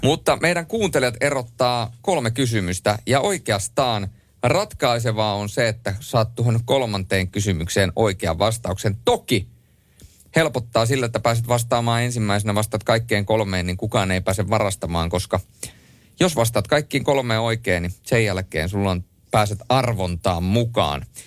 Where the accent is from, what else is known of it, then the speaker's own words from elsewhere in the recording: Rovaniemi, Lapland, Finland; accent: Lapland dialect; moved away; also born or lived in Helsinki; muutin Rovaniemeltä Helsinkiin, niin – äh, vielä kun puhuin letkeämpää, rennompaa ja leveämpää Lapin murretta